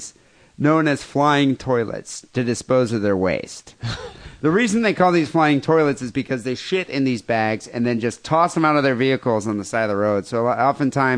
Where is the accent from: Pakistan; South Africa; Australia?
South Africa; now in United States; I grew up in South Africa